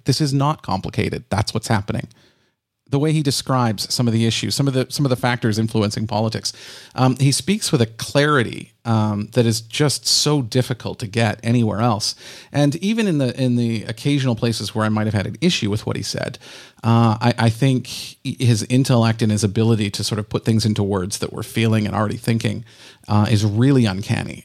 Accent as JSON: {"language": "English", "country": "Canada", "said": "I'm a Canadian"}